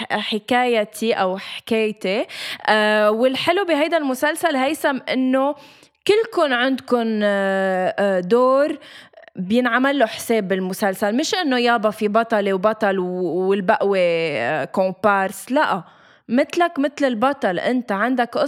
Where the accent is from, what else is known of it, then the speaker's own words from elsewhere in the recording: Lebanon; بس ليش بدنا نحكي مصري اذا نحن لبنانيه